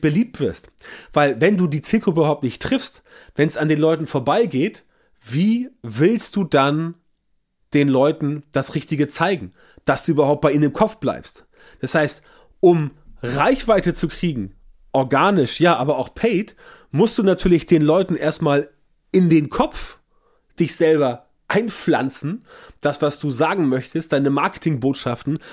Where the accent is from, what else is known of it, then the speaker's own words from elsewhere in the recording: Northern Germany, Germany; bei uns im Norden